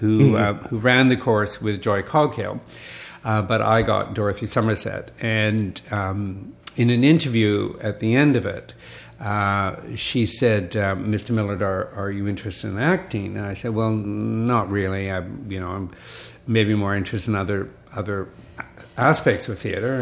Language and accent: English; Vancouver, British Columbia, Canada; I was just growing up in Vancouver